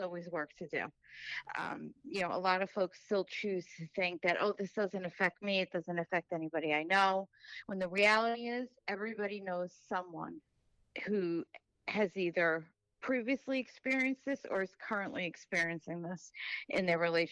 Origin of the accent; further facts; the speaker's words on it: Suffolk County, New York, United States; also born or lived in Brooklyn; I was raised out here in Suffolk.